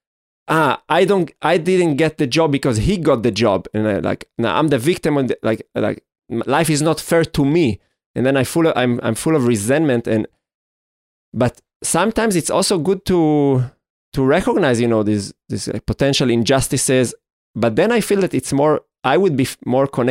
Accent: Israel; we grew up in Israel. We have this Jewish heritage

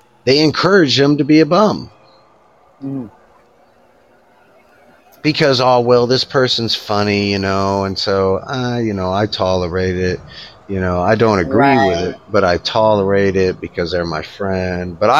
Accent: United States; I'm Native American, all right? And so I was raised up on some reservations

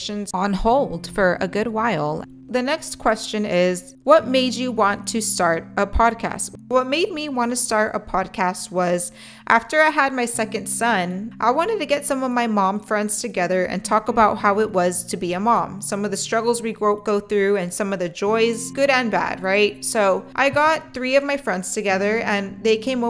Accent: Edinburg, Texas, United States; moved away as an adult; also born or lived in McAllen, Texas; now in Corpus Christi, United States; I was raised in Edinburgh, Texas

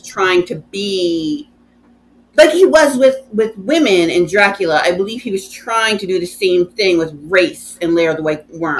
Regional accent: United States; I, as an American

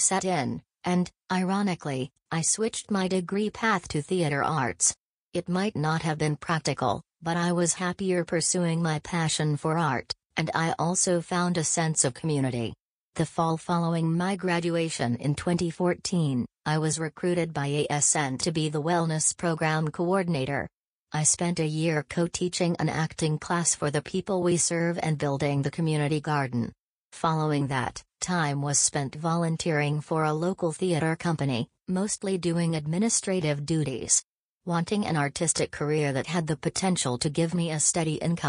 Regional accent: Springdale, Arkansas, United States; I was born and raised in Springdale with my brother, Jeffrey.

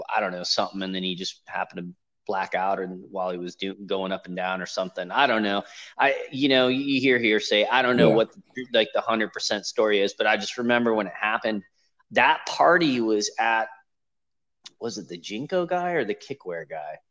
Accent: Los Angeles, California, United States; moved away; I grew up in Los Angeles

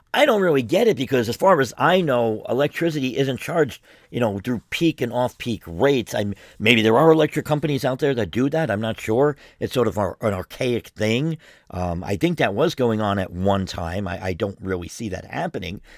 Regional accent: New York City, New York, United States; moved away; I'm originally from New York City, from the Bronx

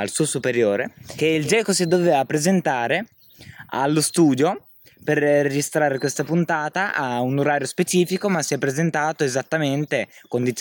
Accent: San Benedetto del Tronto, Marche, Italy; mi presento … vengo da San Benedetto del Tronto

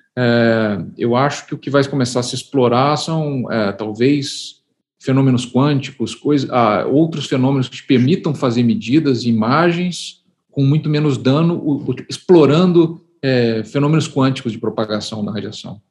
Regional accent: Curitiba, Paraná, Brazil; moved away as an adult; also born or lived in United States; now in Campinas, Brazil; eu nasci em Curitiba, no Paraná. Eu vim para Campinas fazer a graduação em Física é, em 1990

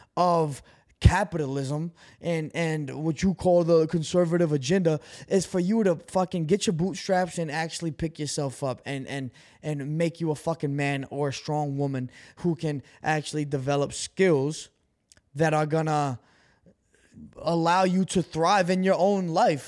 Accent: Brazil; moved away; I'm an immigrant. You know, I came from Brazil.

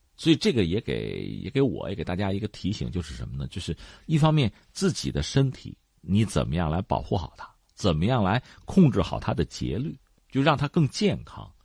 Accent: China; 我们中国人

